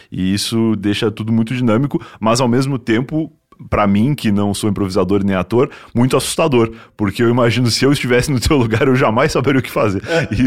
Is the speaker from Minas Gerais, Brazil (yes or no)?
no; Rio Grande, Rio Grande do Sul, Brazil; now in São Paulo, Brazil; sou de Rio Grande, que é bem no sul.